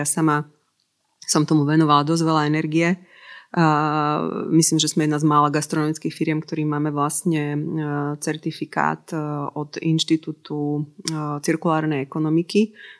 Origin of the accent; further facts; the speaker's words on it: Slovakia; my sme Slováci